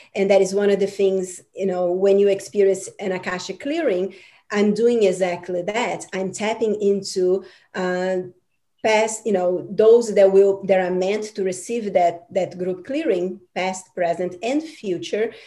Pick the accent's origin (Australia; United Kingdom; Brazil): Brazil; I'm from Brazil, and um, you know, Brazil is this um, amazing uh, cultural country